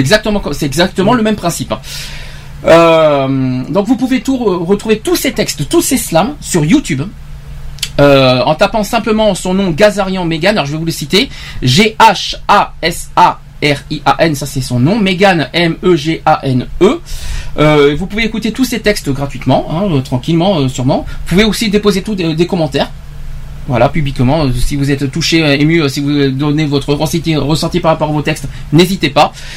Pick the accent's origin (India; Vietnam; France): France; chez nous en France